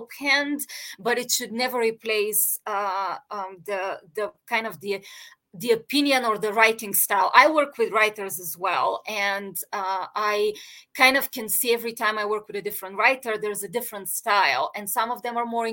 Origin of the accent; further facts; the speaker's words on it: Bulgaria; I grew up in Bulgaria